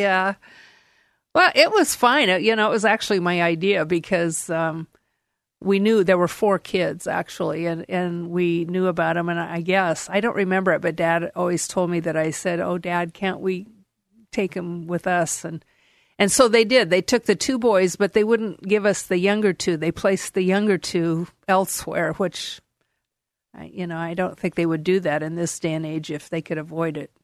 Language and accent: English; Portland, Oregon, United States; born and raised in Portland, Oregon